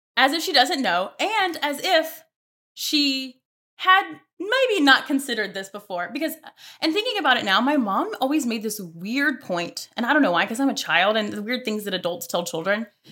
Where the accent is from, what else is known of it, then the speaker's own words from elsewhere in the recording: Mobile, Alabama, United States; moved away; I'm from Alabama, so I am from Mobile, Alabama, way south